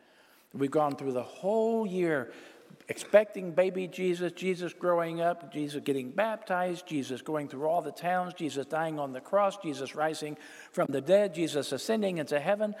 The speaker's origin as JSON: {"language": "English", "town": "Texarkana", "country": "United States", "tie": "born or raised there", "said": "Well, we moved around a lot, but I grew up in Texarkana, went to elementary school, Beverly Elementary School."}